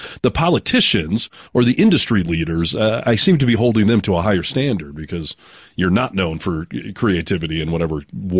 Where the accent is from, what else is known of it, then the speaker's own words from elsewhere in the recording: Detroit, Michigan, United States; moved away; I came from Michigan, the Detroit area